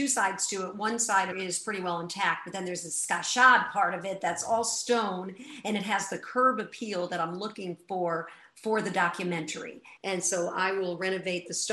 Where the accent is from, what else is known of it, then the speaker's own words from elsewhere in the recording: New York, United States; I'm definitely a New Yorker at heart